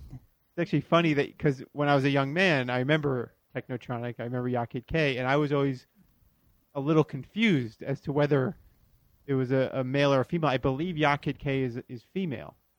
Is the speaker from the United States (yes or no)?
yes; Florida, United States; I grew up in Florida